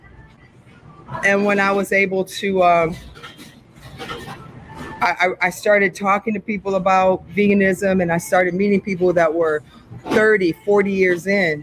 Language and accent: English; Milan, Michigan, United States; also born or lived in New York; I was born in New York, and then we moved to Michigan. I was 5 years old. So I was raised right outside of Ann Arbor.